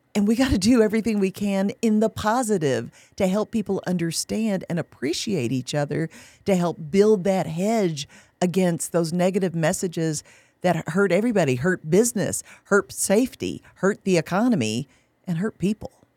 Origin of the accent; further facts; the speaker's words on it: Kentucky, United States; moved away as an adult; now in San Antonio, United States; We'd lived in Kentucky for decades. That's my home state